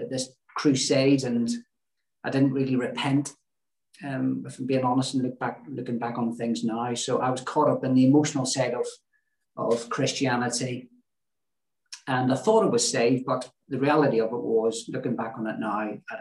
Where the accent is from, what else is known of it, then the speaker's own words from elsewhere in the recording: Belfast, Northern Ireland, United Kingdom; moved away as an adult; now in Lanzarote, Spain; I grew up in Belfast in the Troubles in 1965.